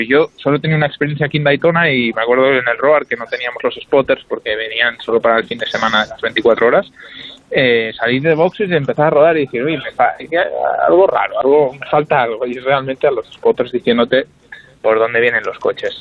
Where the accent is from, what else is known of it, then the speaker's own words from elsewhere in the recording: Spain; somos tres españoles